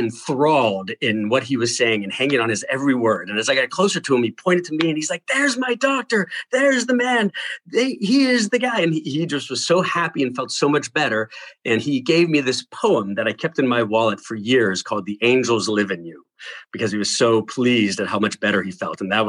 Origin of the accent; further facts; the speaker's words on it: Pittsburgh, Pennsylvania, United States; moved away as an adult; also born or lived in Michigan; I'm originally from Pittsburgh, Pennsylvania.